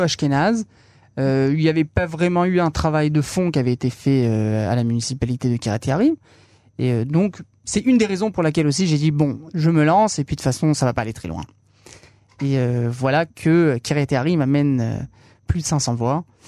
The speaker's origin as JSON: {"language": "French", "country": "France", "tie": "born or raised there", "moved": "yes", "lives_now": "Israel", "said": "cette vie du judaïsme qu'on a, qu'on, sur laquelle on a grandi en France, sur laquelle, en tout cas, moi, j'ai grandi"}